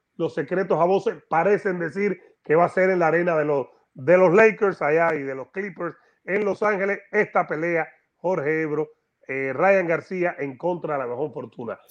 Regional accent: Havana, Cuba; La Habana, Cuba, mi ciudad, mi tierra.

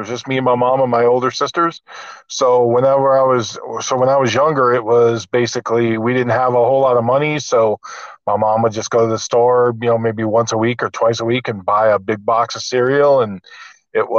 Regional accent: Mount Clemens, Michigan, United States; moved away as an adult; also born or lived in Las Vegas, Nevada / Pasadena, California; now in Glendale, United States; Originally from Mount Clemens, Michigan. I grew up in Michigan.

